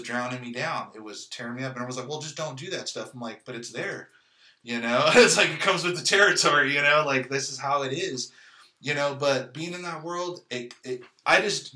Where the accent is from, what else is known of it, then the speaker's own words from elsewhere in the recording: San Jose, California, United States; now in Kansas City, United States; I was born in 83, you know, 1983, East Side, San Jose, California, in the hood